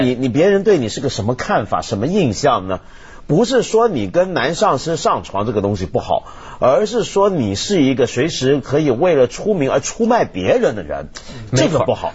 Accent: China; 我们中国人一方面对这种课题很关注，另一方面很保守

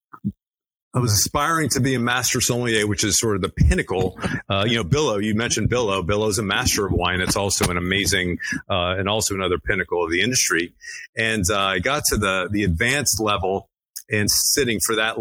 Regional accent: Miami, Florida, United States; I'm of Greek descent, born and raised in Miami, Florida

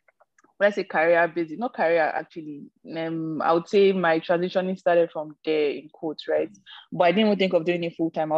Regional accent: Edo, Nigeria; moved away as an adult; also born or lived in Port Harcourt; now in North America; I'm Nigerian from Edo State

